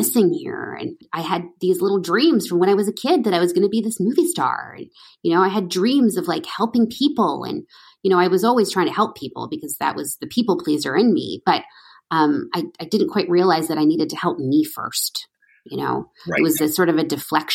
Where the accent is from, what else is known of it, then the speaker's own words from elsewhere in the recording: Edmonton, Alberta, Canada; I'm from Edmonton, Alberta, country girl.